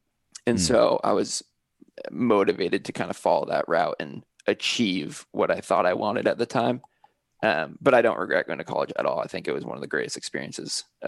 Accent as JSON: {"language": "English", "region": "California", "country": "United States", "said": "because I moved from Northern California and I went to college by myself, I didn't know anyone there."}